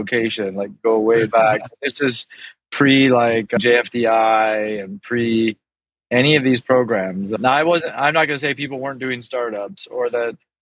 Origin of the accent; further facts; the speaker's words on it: United States; moved away as an adult; also born or lived in Hong Kong / China / Thailand; now in Singapore; I was born and raised in the States